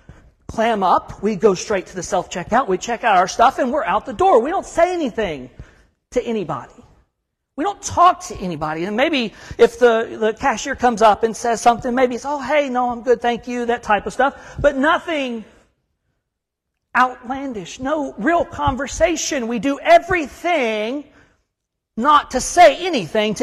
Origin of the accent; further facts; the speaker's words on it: Huntsville, Alabama, United States; moved away as an adult; also born or lived in Savannah, Georgia / Chattanooga, Tennessee / Fort Bragg, North Carolina; now in Kentucky, United States; I'm from North Alabama. I'm from Huntsville.